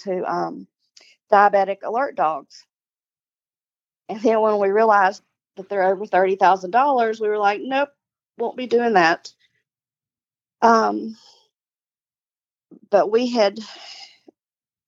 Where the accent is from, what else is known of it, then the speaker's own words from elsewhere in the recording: the South, United States; we're from the South